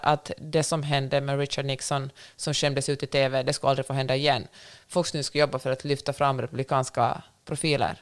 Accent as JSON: {"language": "Swedish", "country": "Finland", "tie": "born or raised there", "said": "jag har vuxit upp i Finland"}